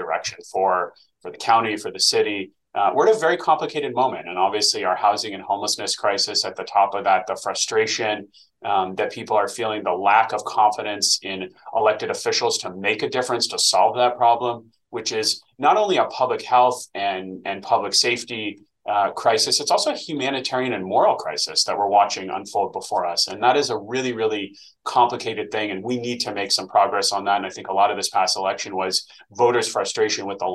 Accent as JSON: {"language": "English", "town": "Los Angeles", "region": "California", "country": "United States", "said": "I started telling people I was from the Valley"}